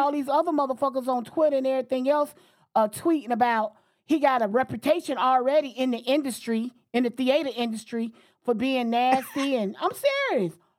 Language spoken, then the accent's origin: English; Florida, United States; moved away as an adult; now in Washington, D.C., United States; I'm from Florida. I live in Washington, D C for the past thirty years